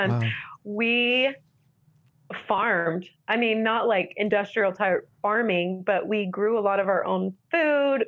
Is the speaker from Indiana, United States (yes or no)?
no; Central Florida, United States; now in Utah, United States; I grew up in Central Florida